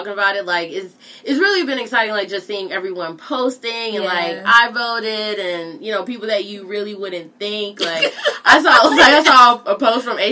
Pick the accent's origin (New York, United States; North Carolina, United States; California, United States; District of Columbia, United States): North Carolina, United States; moved away; I'm from North Carolina